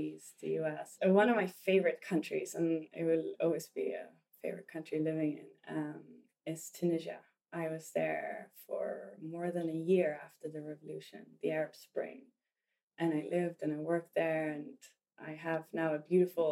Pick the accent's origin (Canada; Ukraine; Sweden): Sweden; growing up in Sweden. And at the time I was growing up, there was not a lot of mixed kids. I grew up in a very white community.